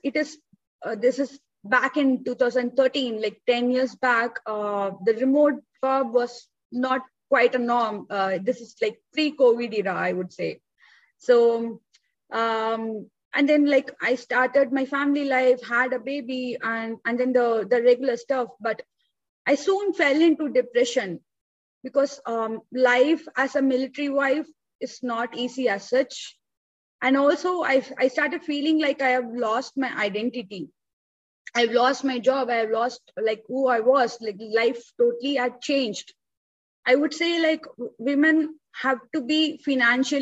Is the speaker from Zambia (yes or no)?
no; India; So I'm born and brought up in India. I still live in India.